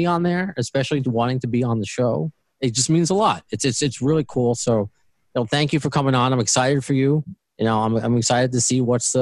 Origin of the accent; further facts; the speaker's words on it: New York City, New York, United States; accent: New York; my own New Yorkness. Where are you? I'm obviously by your accent, our accent